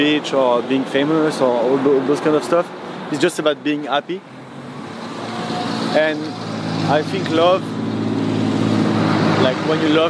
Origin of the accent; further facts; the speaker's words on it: Paris, Île-de-France, France; I'm from Paris, and that's the city of the mode